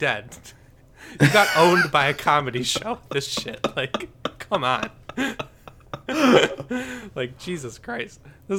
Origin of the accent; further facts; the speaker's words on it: Michigan, United States; I'm just from Michigan